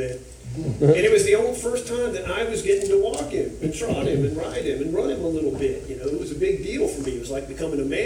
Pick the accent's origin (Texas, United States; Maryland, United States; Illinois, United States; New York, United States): Texas, United States; Duncanville; moved away as an adult; now in Memphis area, United States; I grew up in a small horse ranch town called Duncanville outside of Dallas